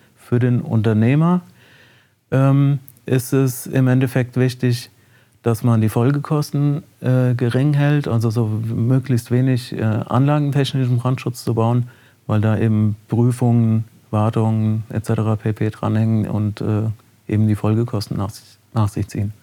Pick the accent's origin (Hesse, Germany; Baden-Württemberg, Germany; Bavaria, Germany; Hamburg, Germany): Hesse, Germany; Lich; in Licht bin ich geboren und äh, habe da in einem Ortsteil bin ich aufgewachsen und äh, in Licht zur Schule gegangen